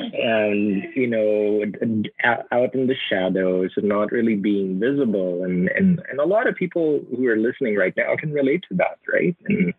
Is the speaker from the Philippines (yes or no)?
yes; Philippines; I think the meaning of being Filipino is not about yourself. It's about putting others first before you, right? And when you do that, you know, that, I think that's who we are as a people